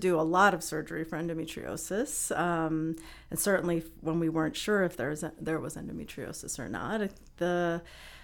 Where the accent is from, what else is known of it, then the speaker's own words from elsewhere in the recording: New York City, New York, United States; grew up in Queens and my dad was actually an OBGYN